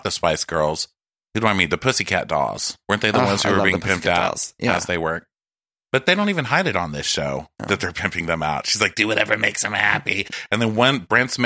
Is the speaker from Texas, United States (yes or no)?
yes; El Paso, Texas, United States; I don't know Spanish, but I kind of do just because I grew up in El Paso